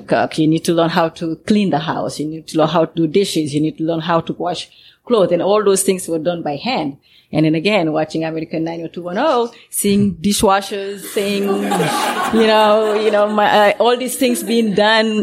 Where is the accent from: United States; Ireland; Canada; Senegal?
Senegal; moved away; growing up in Senegal as a kid